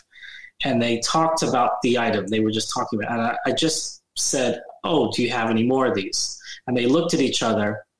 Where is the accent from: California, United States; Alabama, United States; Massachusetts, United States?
California, United States; Bay Area; born or raised there; moved away as an adult; now in Sacramento, United States